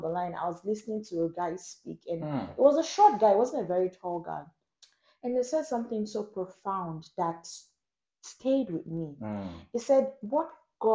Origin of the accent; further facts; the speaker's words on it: Nigeria; I grew up in Nigeria.